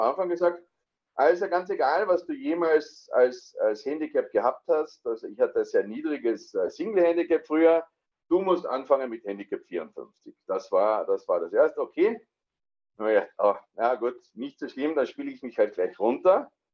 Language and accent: German; Austria; moved away as an adult; now in Landsberg, Germany; komme aber, wie man schon hört, äh, ursprünglich aus Österreich